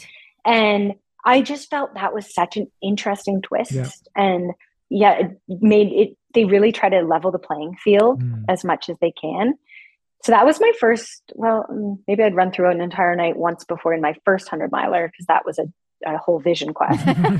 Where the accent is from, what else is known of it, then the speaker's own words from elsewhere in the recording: Alberta, Canada; also born or lived in Vancouver / Calgary; I was born and raised in Alberta.